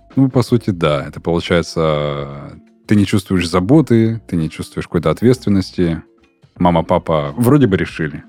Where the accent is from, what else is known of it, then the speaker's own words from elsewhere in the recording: the North, Russia; Просто я сам с севера. Да, я северянин.